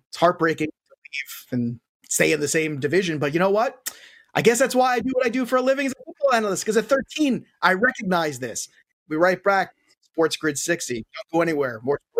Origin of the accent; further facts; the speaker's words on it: the New York area, United States; I grew up in the New York area.